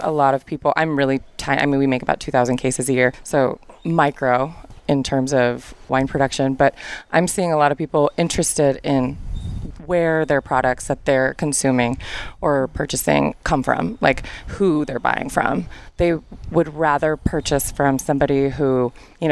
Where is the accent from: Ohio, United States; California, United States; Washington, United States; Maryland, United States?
California, United States; San Diego; moved away as an adult; now in Paso Robles, United States; I'm from San Diego, and I moved here when I was 21.